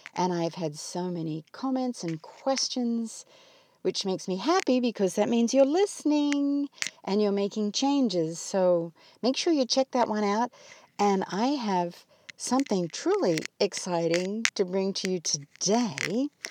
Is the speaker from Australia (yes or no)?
yes; Australia; moved away as an adult; now in United States; my homeland is under fire. And as you all know, I come from Australia.